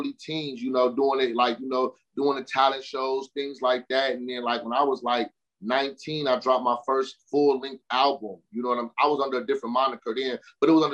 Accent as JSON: {"language": "English", "region": "Michigan", "country": "United States", "said": "I'm from Michigan. I'm an artist from Michigan"}